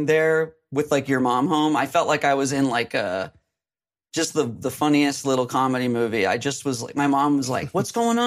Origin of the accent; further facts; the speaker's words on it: Phoenix, Arizona, United States; I'm from Phoenix